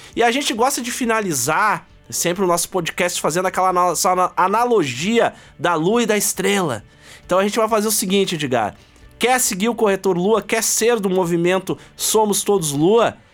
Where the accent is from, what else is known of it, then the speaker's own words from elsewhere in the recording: Porto Alegre, Rio Grande do Sul, Brazil; a gente veio de Porto Alegre